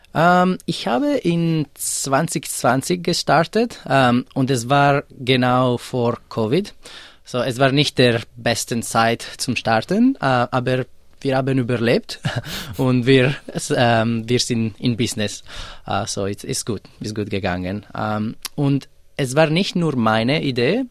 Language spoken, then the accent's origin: German; Italian-speaking part of Switzerland, Ticino, Switzerland; German is a second language; moved away as an adult; also born or lived in Zurich, Switzerland; now in Melbourne, Australia; ich komme aus der Schweiz, äh, der italienischen Teil.